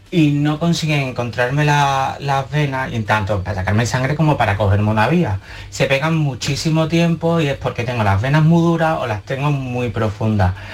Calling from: Seville, Andalusia, Spain

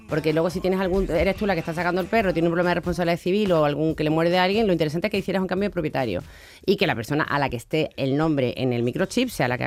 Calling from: Seville, Andalusia, Spain; Buenos días. Eh … de Sevilla.

